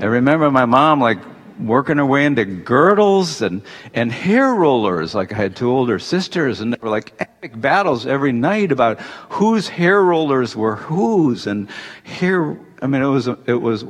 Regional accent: Detroit, Michigan, United States; I grew up in the 1950s in Detroit

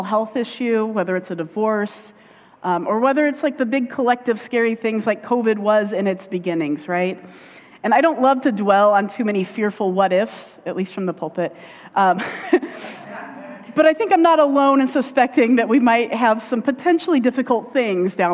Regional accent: Indiana, United States; accent: Indiana; I go into my Indiana accent when I go down

